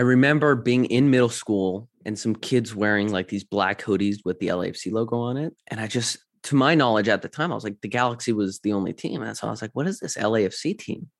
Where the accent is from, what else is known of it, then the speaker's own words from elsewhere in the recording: London, Ontario, Canada; moved away; I'm from Canada